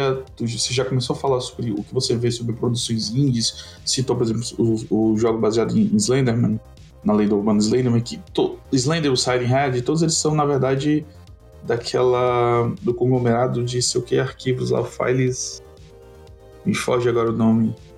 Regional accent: Ceará, Brazil; nós somos do Ceará

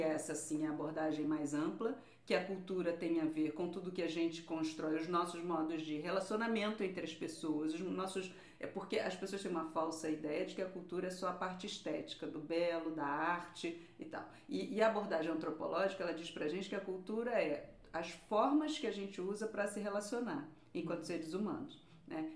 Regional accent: Rio de Janeiro, Brazil; accent: carioca; now in Portugal; Eu sou do subúrbio do Rio de Janeiro

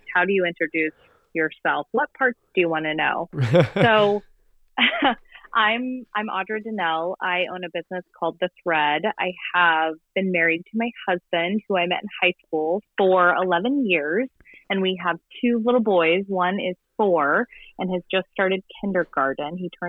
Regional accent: Midwest, United States; moved away as an adult; also born or lived in Colorado / Honolulu, Hawaii; But we are originally from the Midwest, and we moved to Colorado in 2012

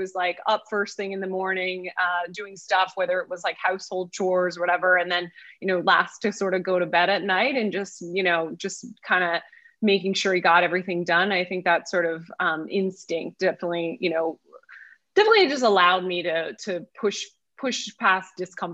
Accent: outside of Philadelphia, Pennsylvania, United States; I grew up outside of Philadelphia

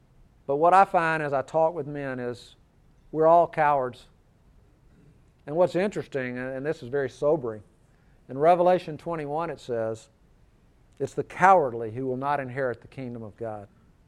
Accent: Birmingham, Alabama, United States; I was raised here in Birmingham. I was raised in the church.

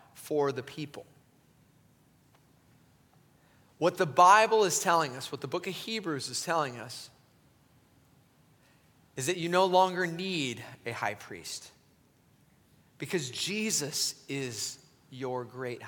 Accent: Southern California, United States; I come from Southern California, where meat grows in supermarkets

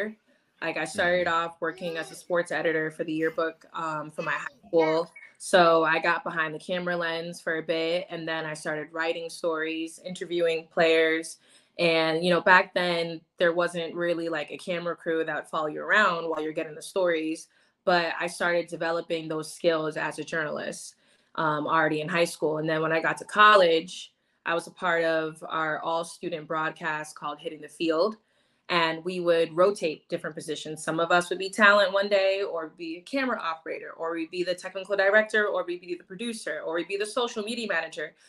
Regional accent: New York, United States; moved away; also born or lived in Tampa, Florida; I grew up in New York. I spent 10 years of my life in Tampa, Florida

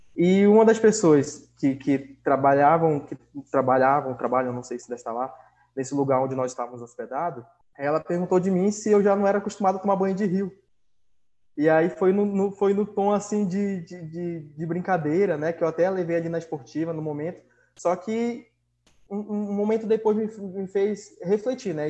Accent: Manaus, Amazonas, Brazil; sou de Manaus

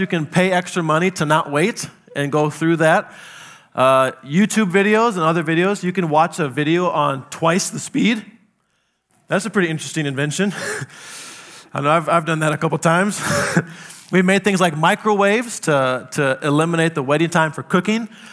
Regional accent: South Dakota, United States; I grew up in South Dakota

